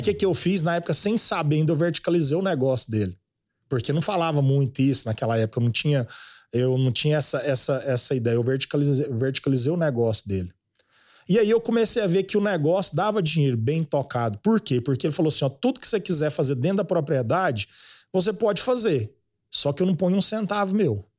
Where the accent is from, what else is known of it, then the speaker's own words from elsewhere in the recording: Goiânia, Goiás, Brazil; Eu nasci em Goiânia mesmo. Uhum. Fui um menino de cidade, mas sempre criado na, na fazenda, férias.